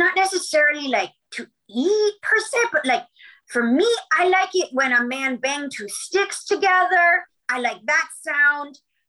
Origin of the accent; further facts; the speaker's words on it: California, United States; Well, no, I'm from actually from Southern California.